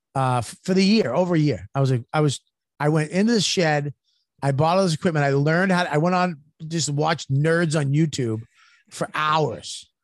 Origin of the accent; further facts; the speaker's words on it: United States; I'm American